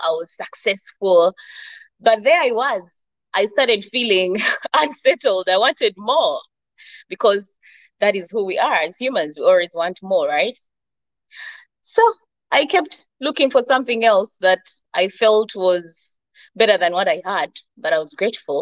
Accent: Uganda; moved away as an adult; now in United Arab Emirates; coming from Uganda to the UAE, because I'm from Uganda

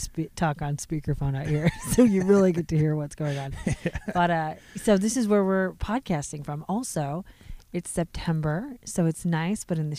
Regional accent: Pacific Northwest, United States; we grew up in the Pacific Northwest. So this is all in our blood, right?

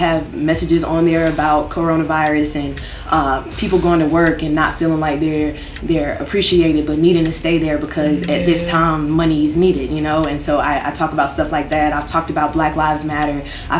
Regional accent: Raleigh, North Carolina, United States; it was just a lot of things growing up in Raleigh where you know, shout out to East Garner, shout out to Enloe, shout out to A&T

